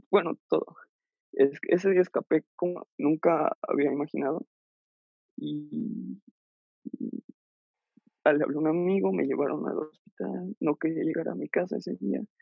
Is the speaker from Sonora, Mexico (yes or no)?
no; León, Guanajuato, Mexico; como ya no vive aquí en León, yo soy de León